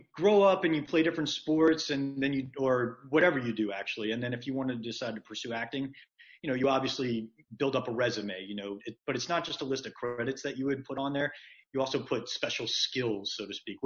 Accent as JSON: {"language": "English", "town": "Marietta", "region": "Georgia", "country": "United States", "tie": "born or raised there", "also_born_or_lived": "Atlanta, Georgia / Mississippi / Los Angeles", "moved": "as an adult", "said": "I was born in Marietta, Georgia"}